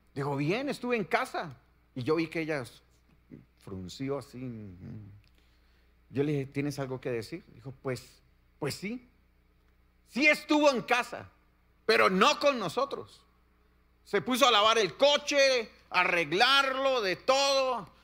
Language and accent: Spanish; Colombia; vengo de la bella tierra de Colombia